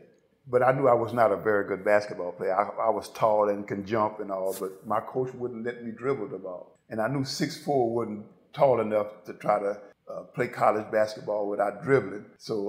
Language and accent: English; Ville Platte, Louisiana, United States; Yeah, I got to LSU in 1976. As you know, I grew up in Ville Platte, Louisiana.